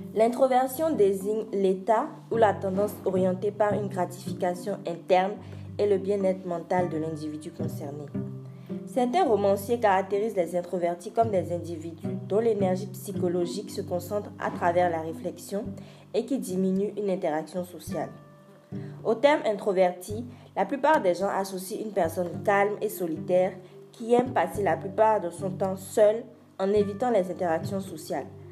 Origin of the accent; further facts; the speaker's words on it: France; moved away; also born or lived in Benin; J'ai grandi en France et je suis rentrée au Bénin pour euh, continuer mes études